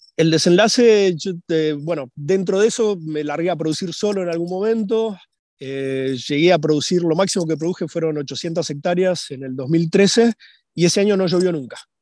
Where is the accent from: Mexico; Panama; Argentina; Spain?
Argentina; Buenos Aires; also born or lived in Salta; nací en Buenos Aires en eh, marzo del 79